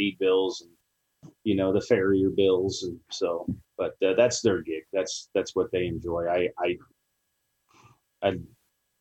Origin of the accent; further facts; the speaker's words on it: San Dimas, California, United States; also born or lived in Murrieta, California; I was actually born and raised in San Dimas, which is probably just like 15 minutes from Chino.